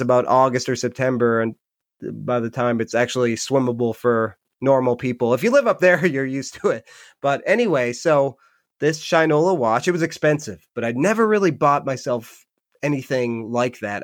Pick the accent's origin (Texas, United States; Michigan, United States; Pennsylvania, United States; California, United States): Michigan, United States; Upper Peninsula; now in Rhode Island, United States; I'm from Michigan originally. I live in Rhode Island now.